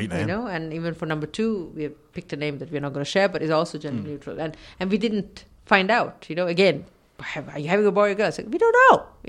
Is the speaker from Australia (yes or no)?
no; Sri Lanka; I remember growing up in Sri Lanka, seeing these children walking around on their own, and nobody cared.